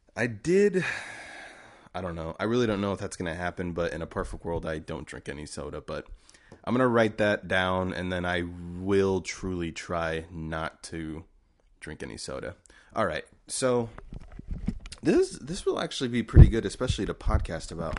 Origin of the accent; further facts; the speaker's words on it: United States; as an American